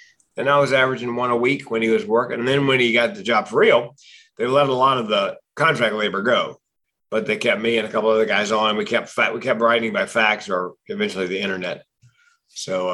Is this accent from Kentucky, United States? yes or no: no; Raleigh, North Carolina, United States; moved away; Raleigh, North Carolina, my hometown